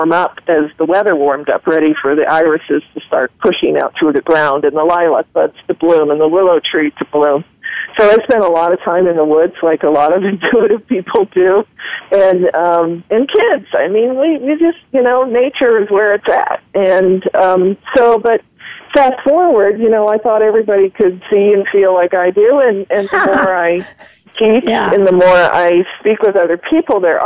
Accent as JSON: {"language": "English", "region": "Ohio", "country": "United States", "tie": "born or raised there", "said": "I'm a pretty simple Midwestern woman. I grew up in Ohio"}